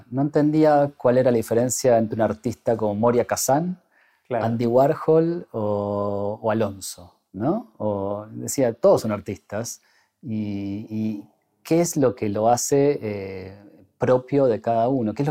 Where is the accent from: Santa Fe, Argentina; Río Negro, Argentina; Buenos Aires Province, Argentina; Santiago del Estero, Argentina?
Río Negro, Argentina; Bariloche; also born or lived in Buenos Aires; yo me fui en la clásica este, migración que hacíamos los jóvenes de 18 años cuando cumplíamos esa edad y queríamos estudiar una carrera universitaria. Casi, casi todos mis amigos y toda la, diría que esa franja etaria de los barilochenses